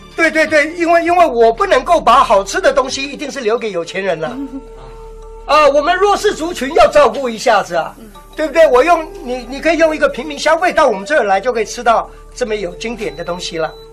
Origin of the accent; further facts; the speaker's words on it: Taipei, Taiwan; 我们台北这边